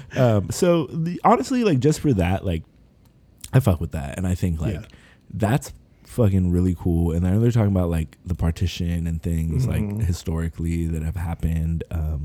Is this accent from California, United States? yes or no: yes; Sacramento, California, United States; growing up a brown person, like in this country, like I was born here in Sacramento